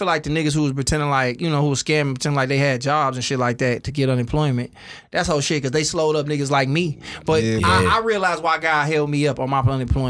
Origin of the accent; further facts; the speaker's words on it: Philadelphia, Mississippi, United States; I'm from Philadelphia, Mississippi. And everything was destroyed.